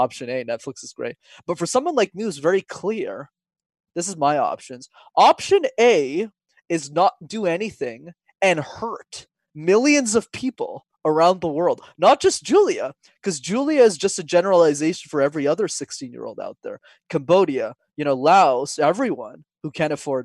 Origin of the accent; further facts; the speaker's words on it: Montreal, Quebec, Canada; when I was 5 years old, Wesley, I got put into a French school because I'm from Montreal, but I didn't speak a word of French